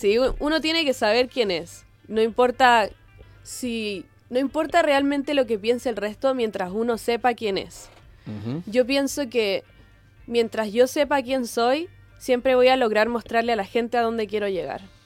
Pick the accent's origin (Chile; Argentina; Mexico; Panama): Chile; Concón, Valparaíso; moved away as an adult; also born or lived in Viña del Mar / Boston, United States; Yo nací y crecí en Viña, toda la vida de Concón